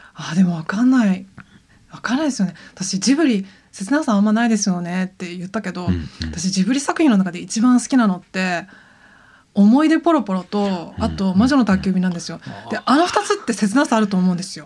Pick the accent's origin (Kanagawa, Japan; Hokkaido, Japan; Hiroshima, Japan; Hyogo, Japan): Kanagawa, Japan; Yokohama; moved away; 私は神奈川県出身なんですけど、神奈川神奈川の横浜の割と中心部繁華街出身なんですよ